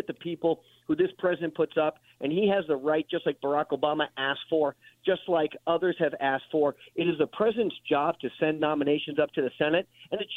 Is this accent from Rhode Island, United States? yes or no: no; New Hampshire, United States; my home state in New Hampshire